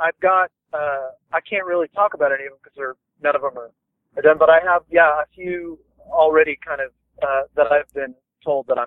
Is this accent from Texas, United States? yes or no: yes; Taylor, Texas, United States; our hometown of Taylor